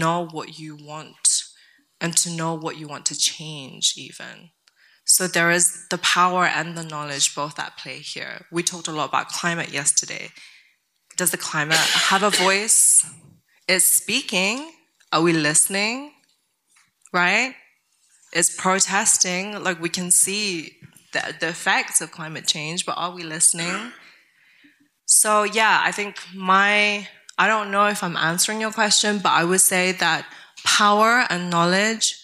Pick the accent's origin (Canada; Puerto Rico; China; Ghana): China; Tibet; moved away; I grew up in Tibet